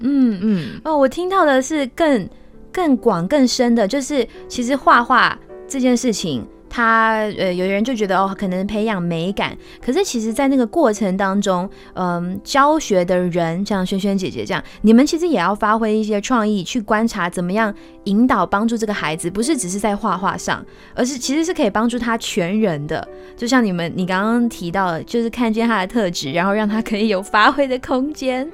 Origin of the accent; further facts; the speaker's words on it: Kinmen, Fujian Province, Taiwan; moved away as an adult; now in Taipei, Taiwan; 我是读到高中毕业，也就是十八岁的时候，然后我就自己一个人来台北追求艺术的路